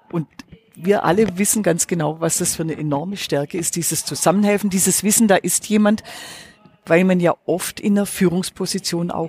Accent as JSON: {"language": "German", "region": "Baden-Württemberg", "country": "Germany", "said": "Bin ja Schwäbin, bin ja in einem Unternehmerhaushalt aufgewachsen."}